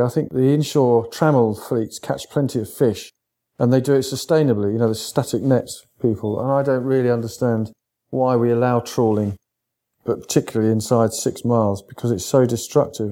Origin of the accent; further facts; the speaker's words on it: East Sussex, South East England, United Kingdom; I come from East Sussex